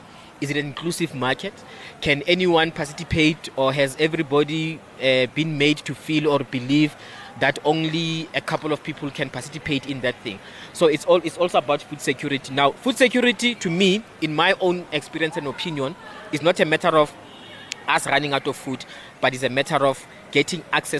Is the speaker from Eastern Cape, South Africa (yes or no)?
no; Soweto, Gauteng, South Africa; also born or lived in Tzaneen, Limpopo; born and bred in Soweto, Orlando West specifically